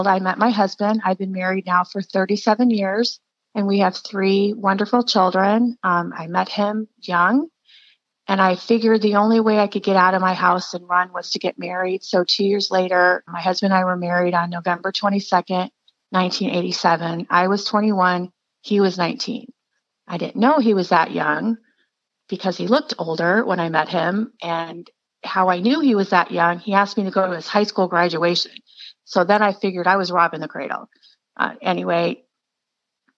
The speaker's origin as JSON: {"language": "English", "town": "Scottsdale", "region": "Arizona", "country": "United States", "tie": "born or raised there", "said": "I was born in Scottsdale, Arizona a long time ago."}